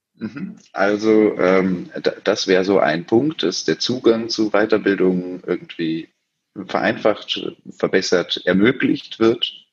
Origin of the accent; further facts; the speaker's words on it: Berlin, Germany; gebürtiger Berliner, hier geblieben